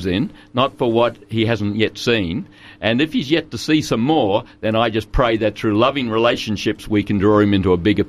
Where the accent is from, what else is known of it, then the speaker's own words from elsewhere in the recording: Murgon, Queensland, Australia; now in Toowoomba, Australia; I grew up in Mergen, the other side of Kingaroy, okay. And a couple thousand people